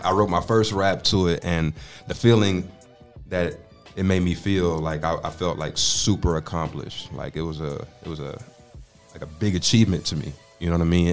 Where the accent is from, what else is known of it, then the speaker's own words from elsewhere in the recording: Austin, Texas, United States; also born or lived in Dallas, Texas; I grew up in Austin